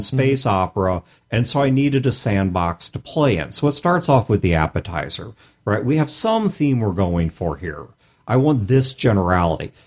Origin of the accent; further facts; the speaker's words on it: St. Louis, Missouri, United States; I'm from Saint Louis